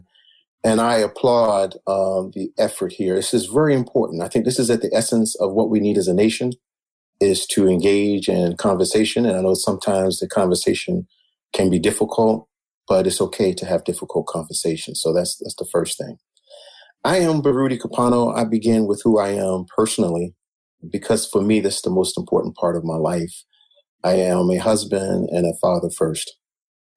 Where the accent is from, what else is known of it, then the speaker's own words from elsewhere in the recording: Baltimore, Maryland, United States; I was born and reared in Baltimore, from what we would call very simple folks